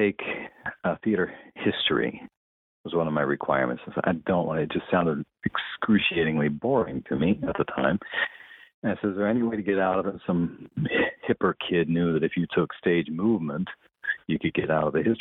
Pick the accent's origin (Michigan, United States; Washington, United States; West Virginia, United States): West Virginia, United States; Fairmont; moved away; I'm originally from Fairmont, West Virginia